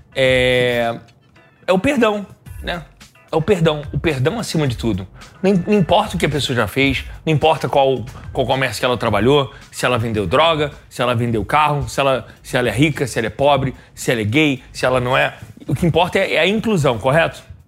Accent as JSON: {"language": "Portuguese", "region": "Rio de Janeiro", "country": "Brazil", "said": "Eu sou carioca"}